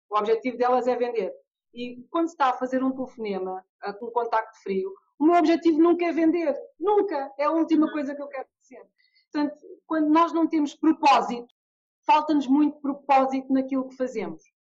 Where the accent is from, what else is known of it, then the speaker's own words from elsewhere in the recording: England, United Kingdom; now in Portugal; eu quando digo, olha, eu venho da Inglaterra, eu ouço muitas pessoas dizerem, ah, os ingleses, os ingleses são muito frios